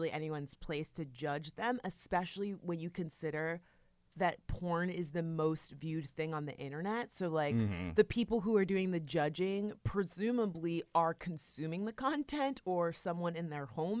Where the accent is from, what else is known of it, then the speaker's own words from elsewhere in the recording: Florida, United States; and we're from South Florida, so I was like really interested in that.